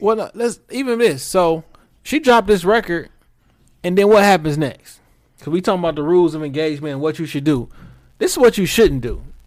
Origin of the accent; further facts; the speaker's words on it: Detroit, Michigan, United States; I'm from Detroit